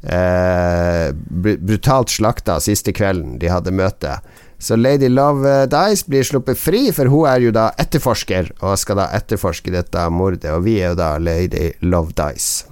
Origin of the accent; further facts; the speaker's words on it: Northern Norway, Norway; vi er nordlendinger